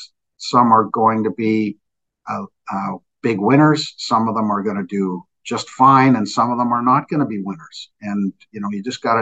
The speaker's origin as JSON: {"language": "English", "country": "Canada", "said": "we're Canadian"}